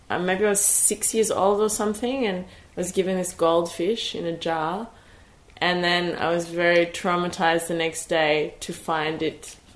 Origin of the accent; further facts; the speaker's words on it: Sydney, New South Wales, Australia; moved away as an adult; now in Berlin, Germany; I grew up in Sydney, which is a city, but in the south, which is not okay very dense.